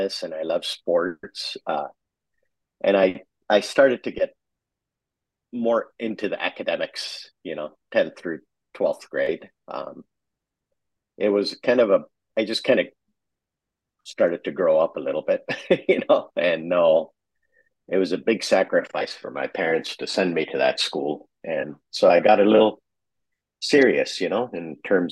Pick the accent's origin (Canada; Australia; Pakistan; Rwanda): Pakistan; Karachi, Sindh; moved away as an adult; also born or lived in San Francisco; I grew up in Pakistan. I was lucky in that they really invested in my education early, and I was lucky enough to go to the American school there in Pakistan, in Karachi